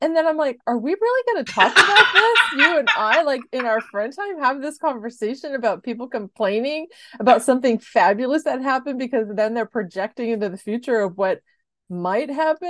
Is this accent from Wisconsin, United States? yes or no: no; San Diego, California, United States; I'm born and raised in San Diego.